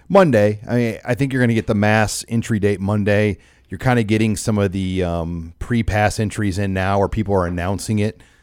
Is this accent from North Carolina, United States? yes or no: no; Omaha, Nebraska, United States; I grew up in Omaha